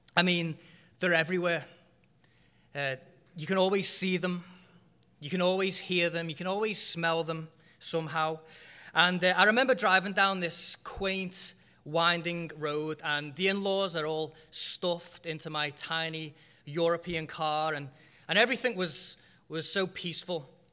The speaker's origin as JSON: {"language": "English", "country": "United Kingdom", "tie": "born or raised there", "moved": "as an adult", "said": "I was born and bred in Britain"}